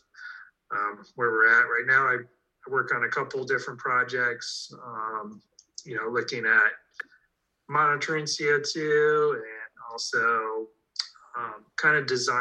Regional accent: Ohio, United States; I grew up in Ohio

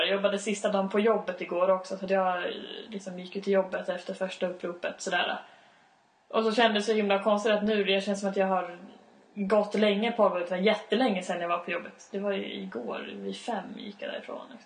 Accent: Uppsala, Uppsala County, Sweden; jag bor i Uppsala, jag kan Uppsala, jag umgås med mina vänner i Uppsala

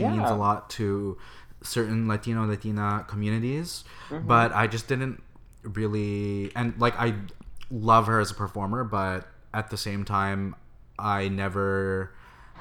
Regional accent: Canada; moved away as an adult; now in San Francisco, United States; I am a Canadian boy who lives in San Francisco

